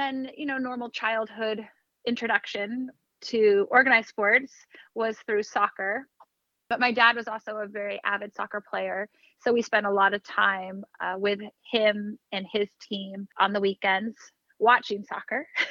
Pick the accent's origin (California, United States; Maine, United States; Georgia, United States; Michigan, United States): California, United States; Sonoma; moved away as an adult; also born or lived in San Luis Obispo, California / San Diego, California; now in New York City, United States; I grew up in Sonoma, Northern California